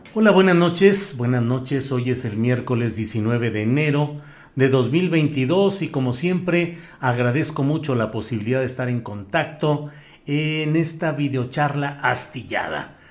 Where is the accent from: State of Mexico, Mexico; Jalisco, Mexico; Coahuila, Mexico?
Coahuila, Mexico; Torreón; moved away; Torreón, Coahuila, mi tierra natal, con la que cada vez sueño más y me acuerdo de más cosas de mi infancia